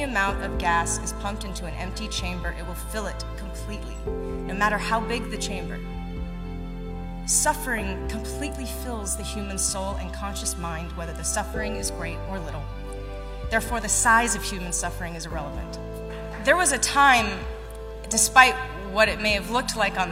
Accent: Raleigh, North Carolina, United States; I grew up a tomboy in Raleigh, North Carolina

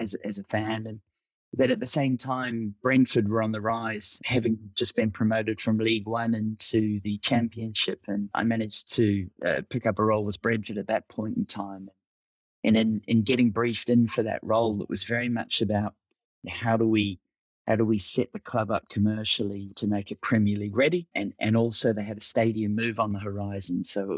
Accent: Auckland, New Zealand; moved away as an adult; also born or lived in United Kingdom; I'm originally from Auckland, New Zealand

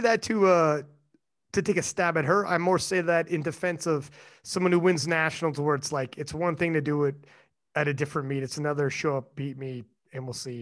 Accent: Canada; I'm Canadian

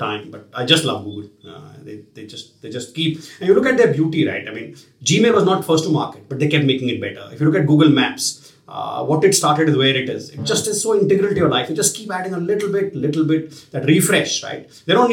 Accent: Dehradun, Uttarakhand, India; now in Bangalore, India; I'm from Dehradun, which is a beautiful city. We have a lovely home there

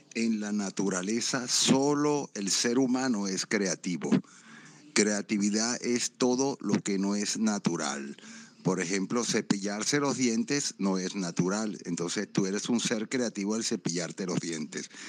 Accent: Venezuela; nosotros los venezolanos

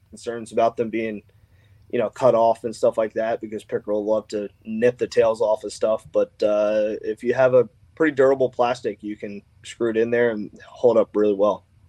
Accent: Annapolis, Maryland, United States; I grew up on the Severn, lived here pretty much my whole life in Annapolis

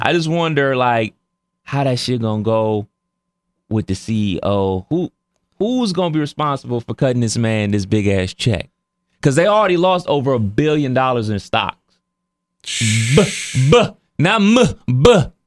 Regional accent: Cleveland, Ohio, United States; that's my hometown

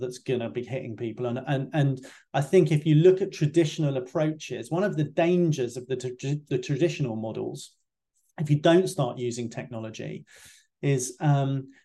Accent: United Kingdom; as a UK guy

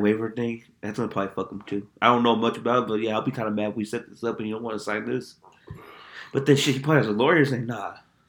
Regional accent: United States; me as an American

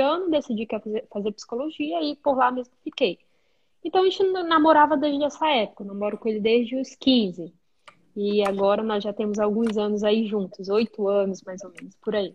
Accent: Benjamin Constant, Amazonas, Brazil; moved away as an adult; also born or lived in Manaus, Brazil; now in Germany; sou do interior do Amazonas, uma cidade bem pequenininha chamada Benjamin

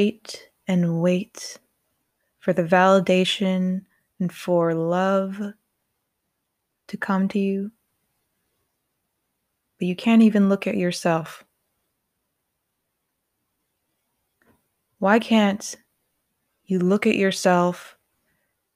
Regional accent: Colorado, United States; Growing up in Colorado

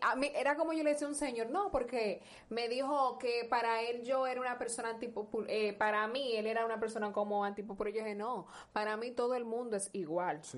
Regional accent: La Romana, Dominican Republic; soy de la Romana y soy dominicana

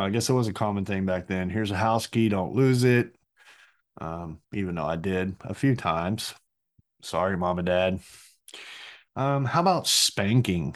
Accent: Burleson, Texas, United States; growing up in Burleson

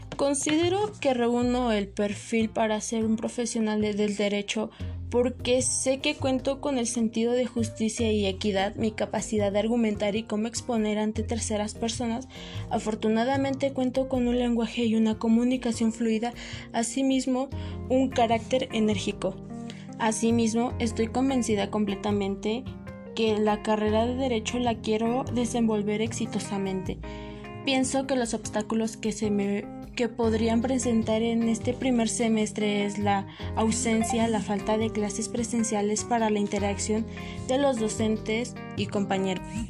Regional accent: Mexico City, Mexico; now in Atlacomulco, Mexico; Nací en la Ciudad de México, de delegación Magdalena Contreras. Actualmente resido en Atlacomulco.

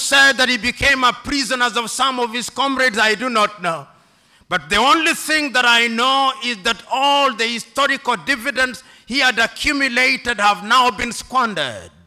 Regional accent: Kenya

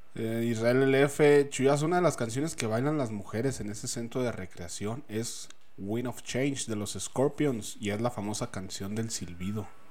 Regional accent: Mexico; yo soy Mexa

